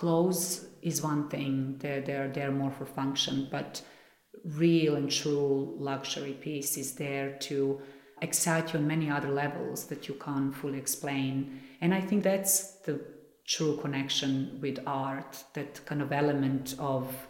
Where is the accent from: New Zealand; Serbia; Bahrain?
Serbia; Belgrade; moved away as an adult; now in London, United Kingdom; Color also comes from back home, definitely, because I grew up in a country that has a lot of color in nature as well